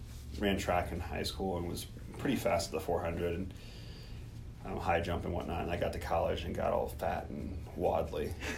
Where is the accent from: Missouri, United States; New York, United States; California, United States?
Missouri, United States; I grew up in Missouri